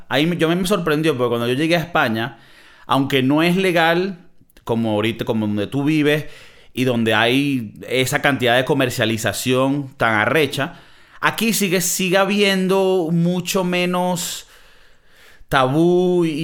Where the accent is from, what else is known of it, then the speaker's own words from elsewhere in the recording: Venezuela; Yo vengo veniendo de Venezuela, que a mí me daban lo que sea y que toma y cállate pa' jugo.